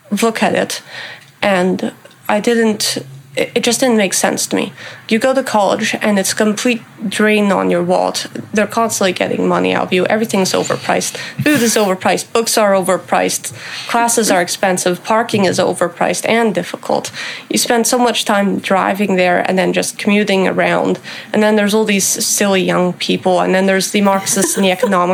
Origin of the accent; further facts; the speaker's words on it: Topanga, California, United States; growing up in Topanga Canyon